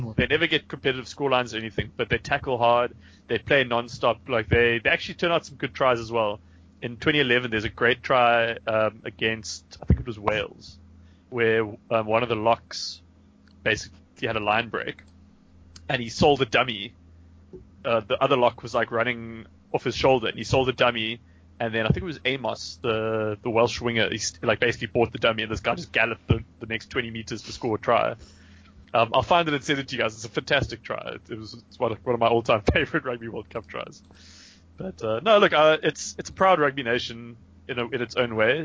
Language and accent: English; Namibia; moved away; I was from Namibia